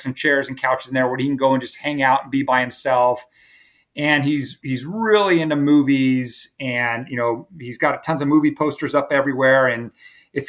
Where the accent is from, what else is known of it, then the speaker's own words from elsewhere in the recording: California, United States; now in Myrtle Beach, United States; I grew up in California